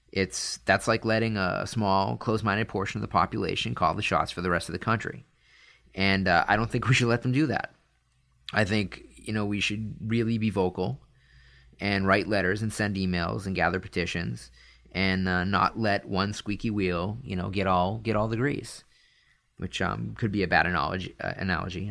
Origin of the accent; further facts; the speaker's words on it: Northeast, United States; I grew up in the Northeast